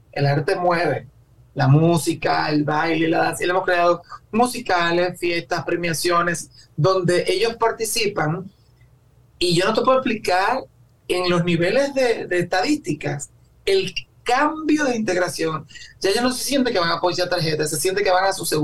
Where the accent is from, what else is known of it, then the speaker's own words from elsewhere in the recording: Dominican Republic; me da hasta vergüenza a veces cuando dice yo soy dominicano